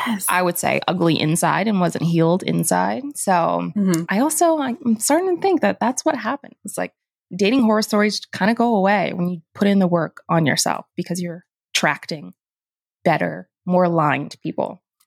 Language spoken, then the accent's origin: English; North Carolina, United States; I'm from North Carolina.